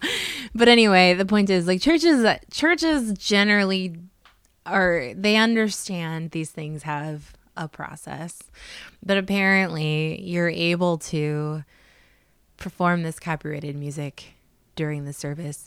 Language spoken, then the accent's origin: English; South Dakota, United States; I'm from South Dakota